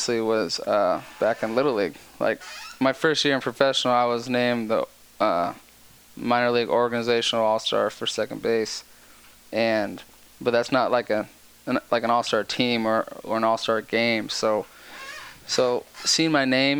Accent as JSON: {"language": "English", "town": "San Diego", "region": "California", "country": "United States", "tie": "born or raised there", "also_born_or_lived": "Florida", "moved": "as an adult", "lives_now": "Chicago, United States", "said": "born and raised in San Diego"}